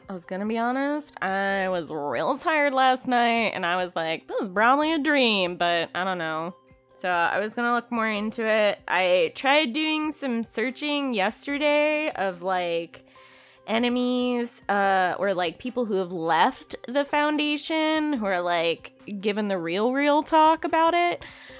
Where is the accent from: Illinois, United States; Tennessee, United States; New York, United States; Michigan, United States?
Illinois, United States; there was like some weird instance that happened in a town actually kind of close to where I grew up in Illinois.